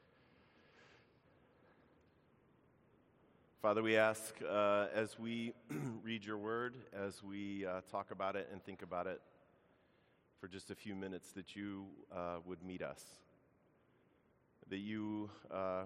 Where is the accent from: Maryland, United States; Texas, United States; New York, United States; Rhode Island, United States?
Maryland, United States; Baltimore; moved away; I grew up in Baltimore